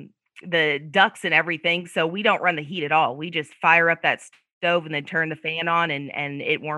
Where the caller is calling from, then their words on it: Muscatine, Iowa, United States; I'm in Muscatine, Iowa right now. That's where my husband and I have a little farm, and the weather's beautiful.